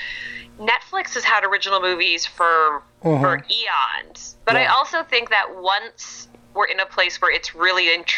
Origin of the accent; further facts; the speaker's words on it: Canada; now in California, United States; I'm from Canada originally